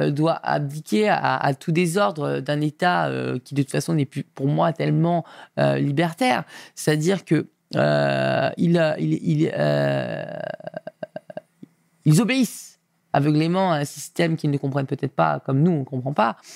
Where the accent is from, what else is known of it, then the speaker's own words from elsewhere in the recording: Auvergne-Rhône-Alpes, France; born there; Moi pas. Moi, je suis né en Rhône-Alpes.